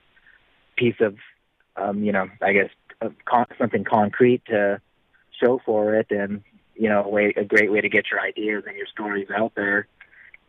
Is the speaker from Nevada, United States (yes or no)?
yes; Reno, Nevada, United States; in my hometown of Reno, Nevada